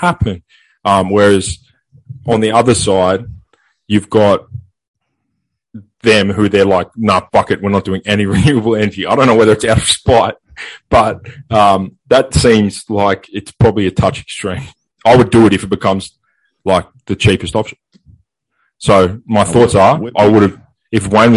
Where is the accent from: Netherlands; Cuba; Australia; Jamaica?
Australia; we're Australian